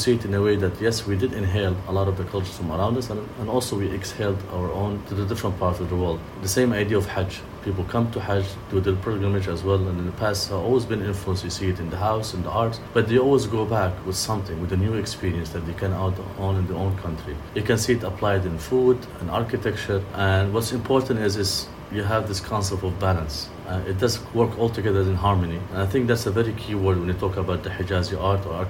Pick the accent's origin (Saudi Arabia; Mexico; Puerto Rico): Saudi Arabia; Mecca, Makkah Province; I'm from Mecca originally